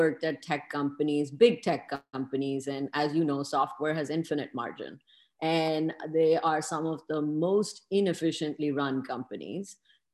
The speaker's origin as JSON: {"language": "English", "town": "Lahore", "region": "Punjab", "country": "Pakistan", "tie": "born or raised there", "moved": "yes", "lives_now": "Seattle, United States", "said": "I grew up in Lahore"}